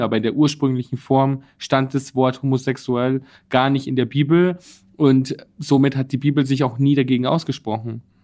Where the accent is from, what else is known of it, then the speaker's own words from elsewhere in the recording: Bad Reichenhall, Bavaria, Germany; now in Berlin, Germany; Ich komme aus Bayern. Bad Reichenhall, ja, meine genau. wunderschöne Heimat.